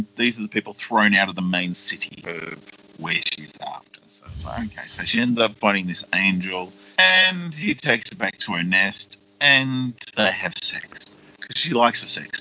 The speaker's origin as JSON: {"language": "English", "country": "Australia", "said": "We're Australian."}